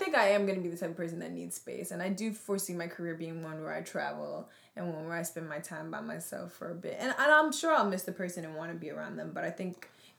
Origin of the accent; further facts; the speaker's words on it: New Jersey, United States; growing up in Central Jersey, we've been the only black person in the room.